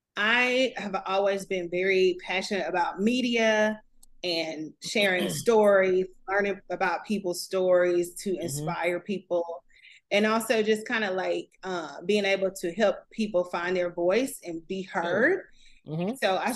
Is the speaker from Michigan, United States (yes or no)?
no; Huntsville, Alabama, United States; I'm from Huntsville.